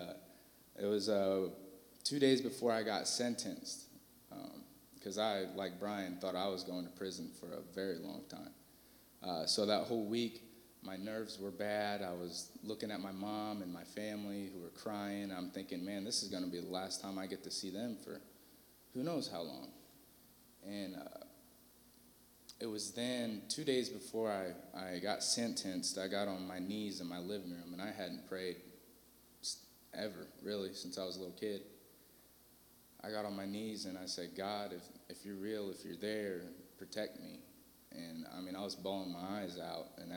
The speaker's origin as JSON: {"language": "English", "town": "Fort Wayne", "region": "Indiana", "country": "United States", "moved": "as an adult", "lives_now": "Terre Haute, United States", "said": "I'm from Fort Wayne, Indiana"}